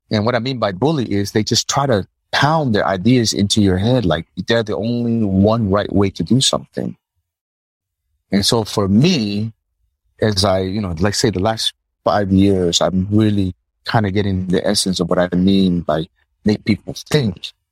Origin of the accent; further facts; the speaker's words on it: Palau; born there; also born or lived in United States; I was born in Palau, living in the West Coast, living in the East Coast of the US, come back to Palau.